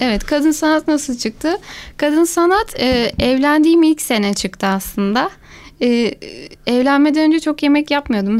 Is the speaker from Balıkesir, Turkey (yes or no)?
yes; Gönen, Balıkesir, Turkey; ben bin dokuz yüz seksen beş Gönen doğumluyum.